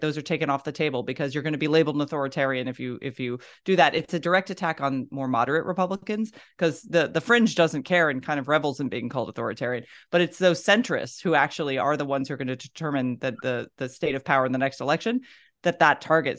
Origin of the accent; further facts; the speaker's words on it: Florida, United States; I grew up in Florida